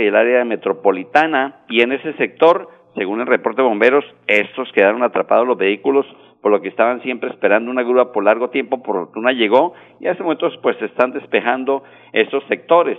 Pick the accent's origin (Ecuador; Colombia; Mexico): Colombia; somos especiales los colombianos